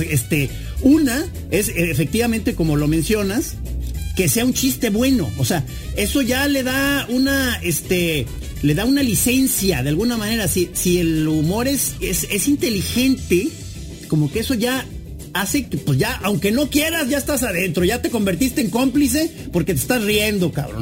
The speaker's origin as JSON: {"language": "Spanish", "country": "Mexico"}